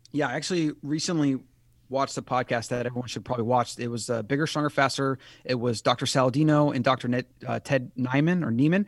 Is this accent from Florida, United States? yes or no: yes; Florida, United States; I grew up in Florida